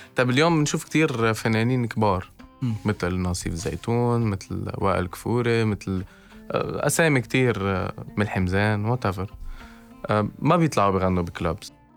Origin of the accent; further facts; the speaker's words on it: Lebanon; عندنا بلبنان